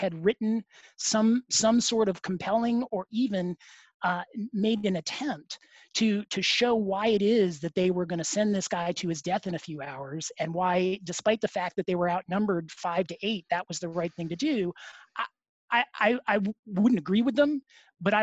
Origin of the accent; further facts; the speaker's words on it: United States; as an American